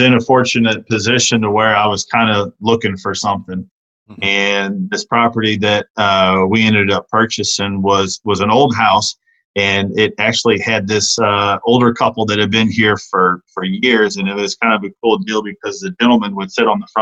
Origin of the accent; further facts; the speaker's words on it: outside of St. Louis, Missouri, United States; moved away; I'm kind of a Midwest guy by heart. You know, I grew up outside of St. Louis